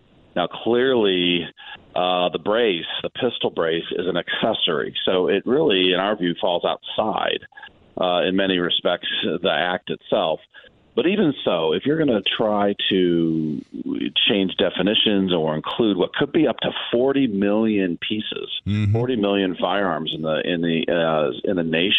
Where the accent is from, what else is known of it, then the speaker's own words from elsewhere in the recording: Northwest Indiana, United States; I'm originally from Northwest Indiana